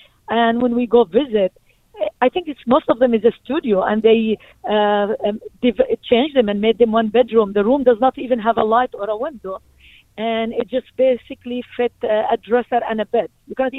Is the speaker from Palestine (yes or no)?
yes; Palestine; now in Brooklyn, United States; I moved from Palestine to Brooklyn, to Midwood, 1990.